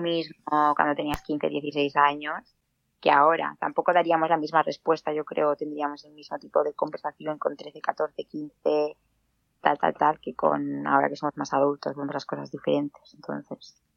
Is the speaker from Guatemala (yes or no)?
no; Granollers, Catalonia, Spain; soy de Granollers